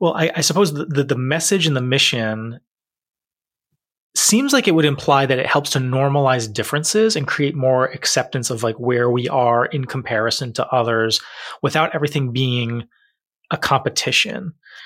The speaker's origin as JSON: {"language": "English", "region": "Rhode Island", "country": "United States", "accent": "Rhode Island", "said": "My Rhode Island accent just came out there"}